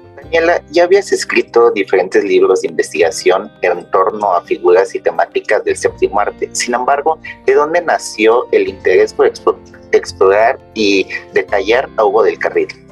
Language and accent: Spanish; Mexico; en mi país, que es México